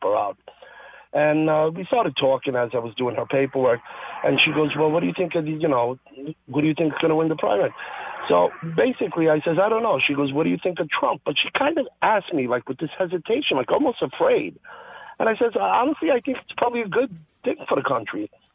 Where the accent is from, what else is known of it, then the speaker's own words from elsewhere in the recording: Italy; now in New York, United States; I was born in Italy